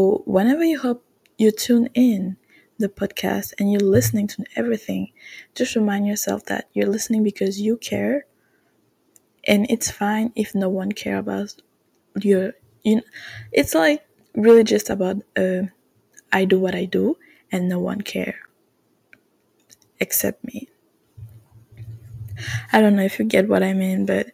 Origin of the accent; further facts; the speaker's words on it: Canada; English is a second language; I'm French Canadian, so my accent might not be the best